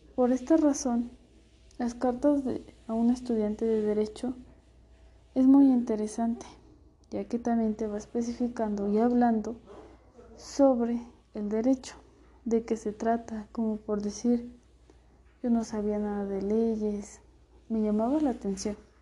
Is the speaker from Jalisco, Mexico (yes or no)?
no; San Andrés Caltenco, State of Mexico, Mexico; nací en San Andrés Caltenco, Estado de México